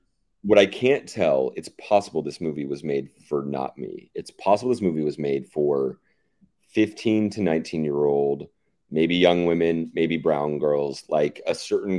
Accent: the Bible Belt, United States; moved away; growing up in the Bible Belt

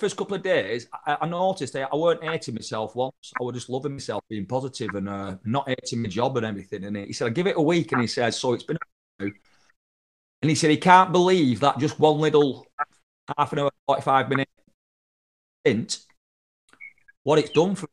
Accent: the north of England, United Kingdom; moved away; I went back to my hometown in Northern England

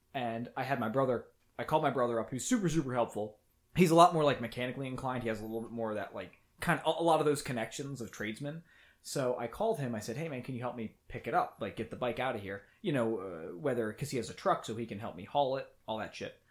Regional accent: United States; I'm from America

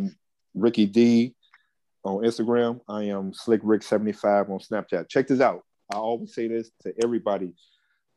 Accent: Chicago, Illinois, United States; us as South Siders, we know how the South Side is.

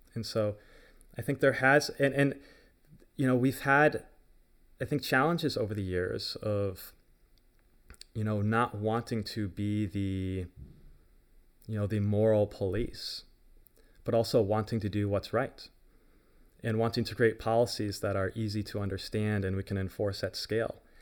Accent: United States; as an American

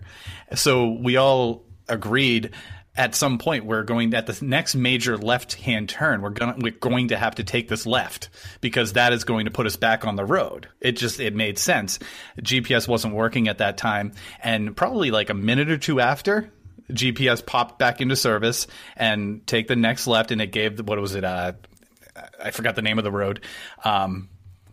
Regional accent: New Hampshire, United States; I grew up in New Hampshire

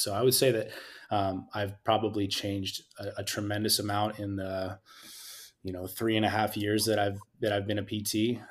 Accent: Scotts Valley, California, United States; also born or lived in Utah / Pomona, California; I'm originally from Santa Cruz County, a small town called Scotts Valley

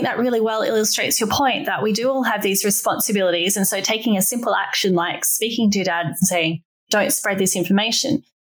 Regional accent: Australia; now in Hong Kong; I'm from Australia where voting is compulsory. When I first left, I couldn't believe it wasn't anywhere else in the world. But now I live in Hong Kong

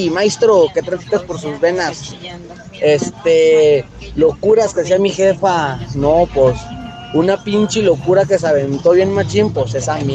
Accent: Mexico; Yo soy mexicana

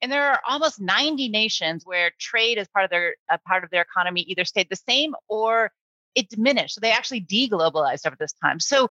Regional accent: Akron, Ohio, United States; I grew up in Akron, Ohio, so one of those industrial, post-industrial towns at the time.

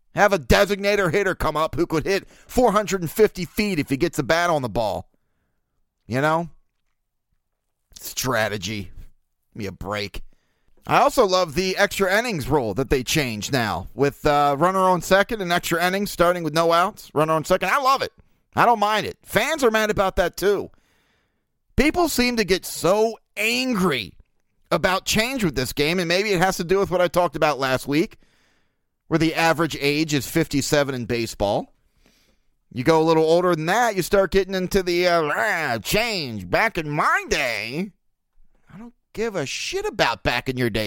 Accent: Baltimore, Maryland, United States; born and raised in Baltimore

